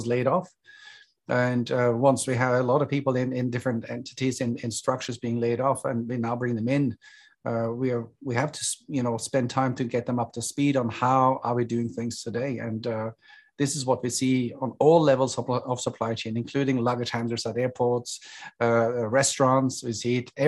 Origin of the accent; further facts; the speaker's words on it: Norway; moved away as an adult; also born or lived in Hong Kong; now in Singapore; I'm originally from Norway